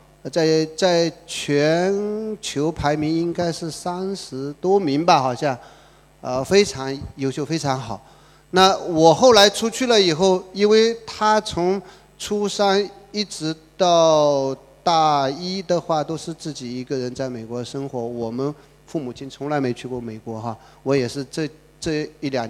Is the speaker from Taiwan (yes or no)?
no; China; 我们中国人溜的不得了